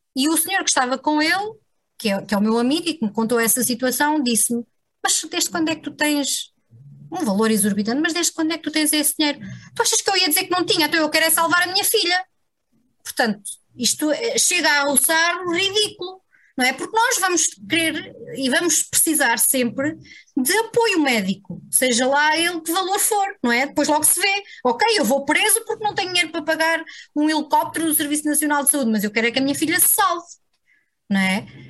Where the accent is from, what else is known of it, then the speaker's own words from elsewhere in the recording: interior near Serra da Estrela, Serra da Estrela area, Portugal; moved away as an adult; now in Lisbon, Portugal; na terra onde, onde nasci e cresci